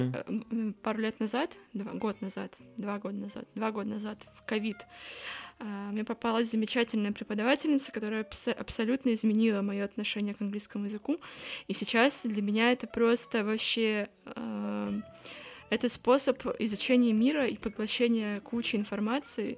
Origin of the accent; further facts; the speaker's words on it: Murmansk, Murmansk Oblast, Russia; now in Saint Petersburg, Russia; я из Мурманска